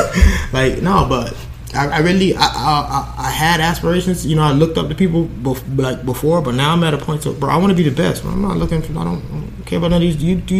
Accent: Miami, Florida, United States; now in Coral Springs, United States; born and raised in Miami. I live in Coral Springs.

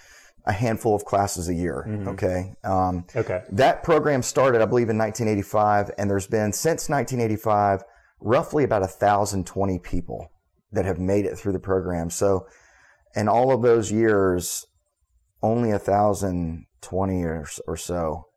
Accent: Charleston, South Carolina, United States; So I was raised here in Charleston. My father was an Air Force veteran, and so we did bounce around a little bit.

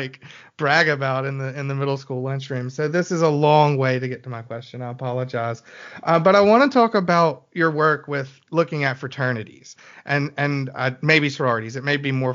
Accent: Birmingham, Alabama, United States; I'm from Birmingham

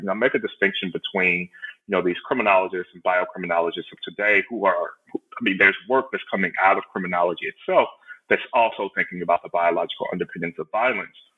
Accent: Houston, Texas, United States; I'm originally from Houston, uh, Texas, or right outside of Houston, Texas

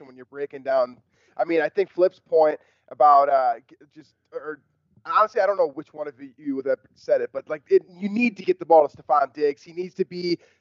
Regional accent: Minnesota, United States; I'm a Minnesotan born and bred

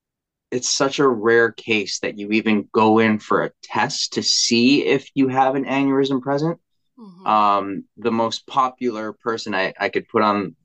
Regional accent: Philippines; And to even reflect it back to, being Filipino, you don't go to the doctors unless you're sick, right?

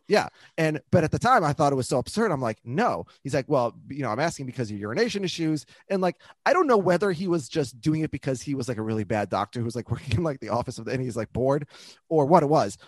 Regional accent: Minneapolis, Minnesota, United States; my dad's lived in the house that I grew up like where I was born in Minneapolis.

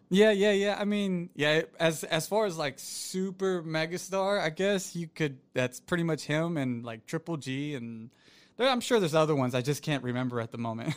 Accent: Florida, United States; moved away; it's very rare in Florida, where I'm originally from

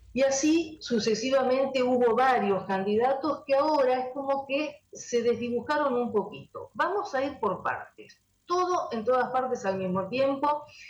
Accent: Argentina; nosotros somos argentinos

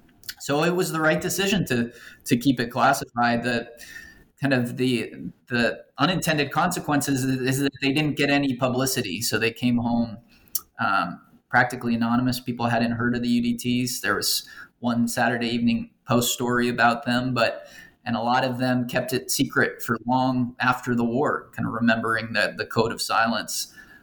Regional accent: Los Angeles, California, United States; manufactured in Los Angeles, you know, my hometown.

